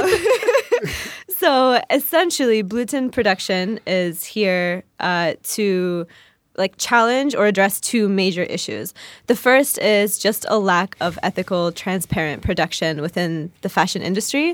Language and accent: English; Oklahoma, United States; now in Chicago, United States; there was no other, like, really hijabi or, like, person who looked like me growing up in Oklahoma